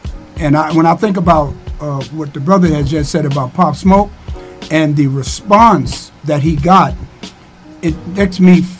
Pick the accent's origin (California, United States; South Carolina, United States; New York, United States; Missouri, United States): Missouri, United States; St. Louis; I'm from the Ville. I do what I have to do to survive.